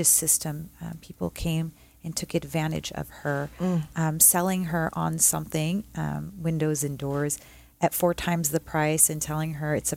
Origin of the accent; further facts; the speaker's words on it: East Coast, United States; now in Huntington Beach, United States; I'm from the East Coast too